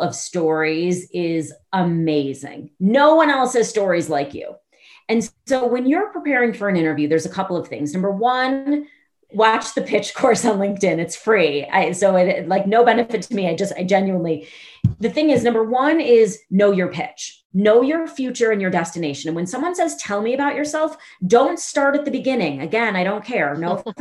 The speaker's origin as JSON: {"language": "English", "town": "Chicago", "region": "Illinois", "country": "United States", "said": "I'm from Chicago."}